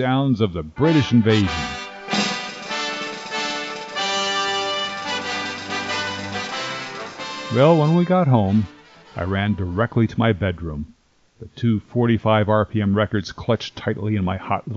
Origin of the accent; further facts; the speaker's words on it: 45 minutes from Paramus, New Jersey, United States; the shopping center in Paramus, New Jersey, an enormous 45 minutes away from my hometown